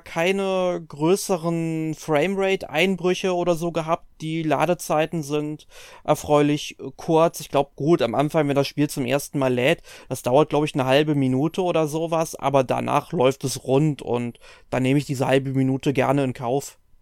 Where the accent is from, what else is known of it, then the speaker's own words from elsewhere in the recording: Germany; bei uns in Deutschland